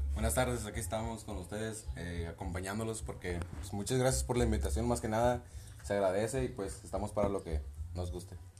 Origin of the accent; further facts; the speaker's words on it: Mexico; como muchos mexicanos